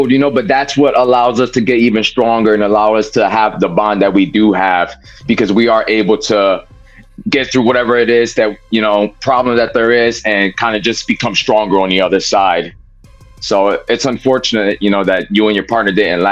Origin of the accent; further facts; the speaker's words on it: New Jersey, United States; we're from Jersey